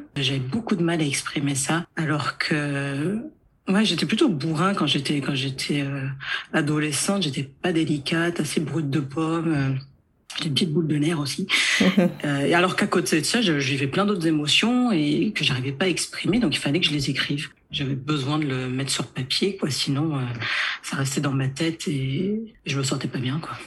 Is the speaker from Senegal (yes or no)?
no; Nanterre, Île-de-France, France; also born or lived in United States; J'ai grandi à Nanterre